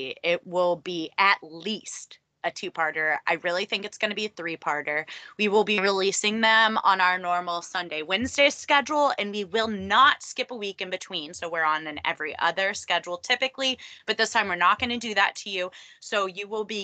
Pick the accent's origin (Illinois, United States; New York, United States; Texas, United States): Texas, United States; I'm from Texas